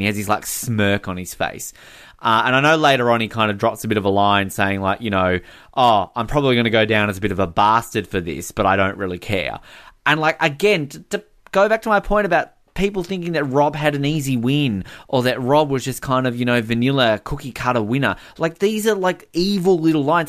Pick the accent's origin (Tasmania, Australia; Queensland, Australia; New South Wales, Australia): Tasmania, Australia; Hobart; I'm from Hobart.